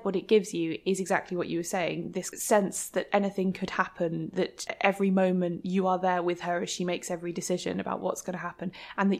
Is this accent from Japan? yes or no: no; United Kingdom